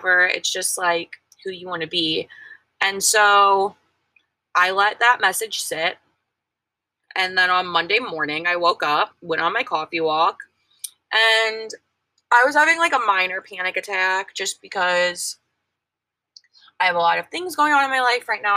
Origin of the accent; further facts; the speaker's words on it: Missouri, United States; moved away; I'm from Missouri.